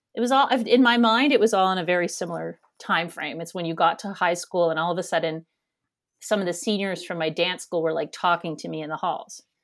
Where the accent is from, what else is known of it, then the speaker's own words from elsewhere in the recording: Kanata, Ontario, Canada; moved away as an adult; also born or lived in New York City / Toronto / England; now in Halifax, Canada; I grew up in Kanata, Ontario, Canada, which is a suburb of Ottawa. And, and I spent my first nineteen years there